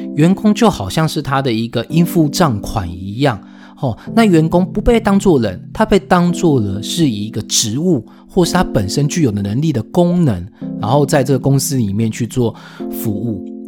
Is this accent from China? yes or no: no; Taiwan; 我是台湾人，我不是当地人